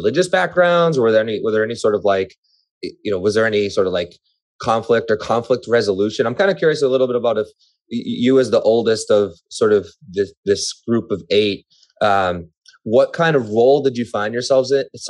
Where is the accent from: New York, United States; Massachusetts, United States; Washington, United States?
Massachusetts, United States; Methuen; I grew up in Methuen